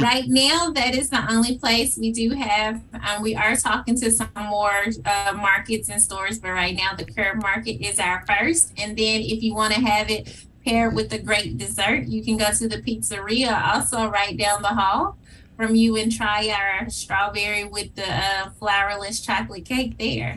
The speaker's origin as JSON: {"language": "English", "town": "Memphis", "region": "Tennessee", "country": "United States", "tie": "born or raised there", "said": "I am a proud graduate of Whitehaven High School, mm-hmm. and um, I have lived in Whitehaven most of my life"}